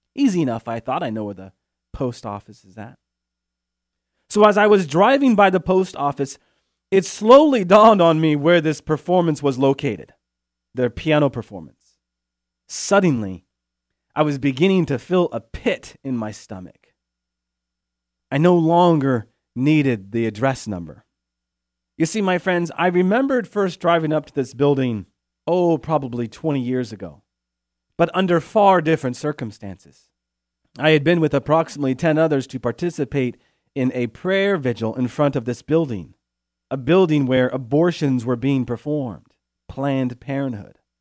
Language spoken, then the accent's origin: English; Chico, California, United States; also born or lived in Steubenville; my hometown here in Chico, California